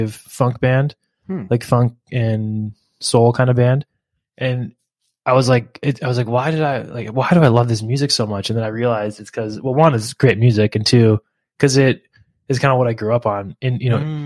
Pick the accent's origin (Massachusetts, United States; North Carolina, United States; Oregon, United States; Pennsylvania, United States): Pennsylvania, United States; Philadelphia; moved away; I grew up in Philadelphia, in and around Philadelphia